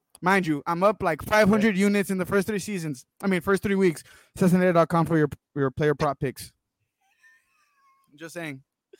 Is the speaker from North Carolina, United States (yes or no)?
no; Texas, United States; I'm a Texan.